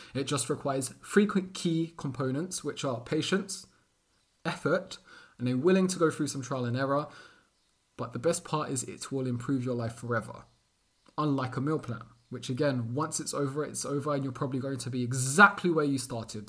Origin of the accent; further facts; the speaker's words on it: London, United Kingdom; born and raised in London, England, Portuguese parents